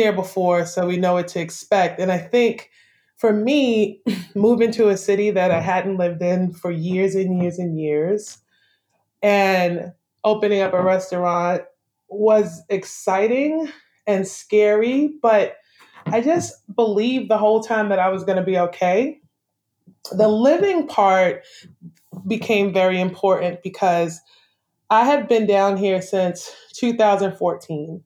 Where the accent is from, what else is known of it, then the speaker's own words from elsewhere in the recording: New York City, New York, United States; moved away as an adult; also born or lived in Brooklyn, New York; now in Savannah, United States; I grew up in St. Albans and Queens Village, growing up and going through like junior high school and high school